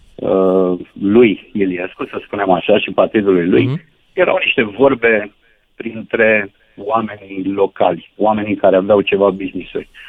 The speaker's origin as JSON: {"language": "Romanian", "town": "Giurgiu", "region": "Giurgiu County", "country": "Romania", "said": "Sunt din Giurgiu, undeva de pe lângă Bolentin"}